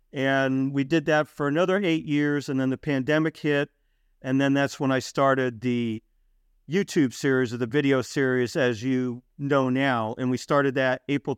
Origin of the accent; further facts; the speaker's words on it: Norwalk, Connecticut, United States; now in Waterbury, United States; I was born and raised in Norwalk, Connecticut. Actually was a police officer there for about 7 years. And now I'm living up in Waterbury, which is up by Hartford, Connecticut.